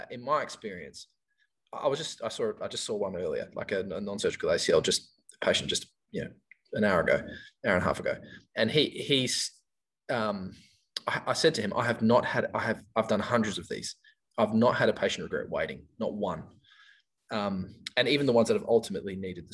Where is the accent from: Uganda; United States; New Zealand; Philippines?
New Zealand; now in Perth, Australia; I came from New Zealand in 1995